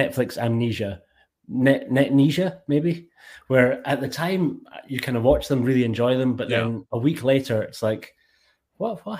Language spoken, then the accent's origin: English; Scotland, United Kingdom; accent: Scottish; my Scottish accent